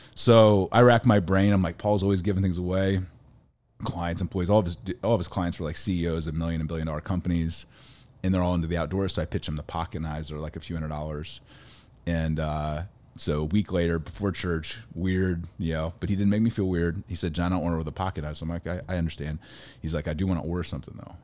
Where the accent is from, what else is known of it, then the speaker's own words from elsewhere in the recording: Ohio, United States; I grew up in Ohio, farm kid, forty-seven acres